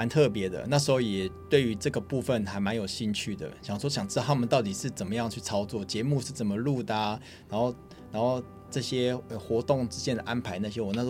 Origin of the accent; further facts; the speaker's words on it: Keelung, Taiwan; Hello，大家好，我是来自基隆的海尊鲜品老板